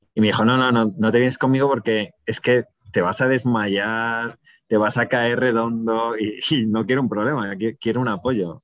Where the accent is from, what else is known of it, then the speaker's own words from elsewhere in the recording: Madrid, Community of Madrid, Spain; Mis padres no, porque mi padre es de Málaga, mi madre es de Ávila, y al final vinieron a estudiar a Madrid y, mis hermanos y yo nacimos en Madrid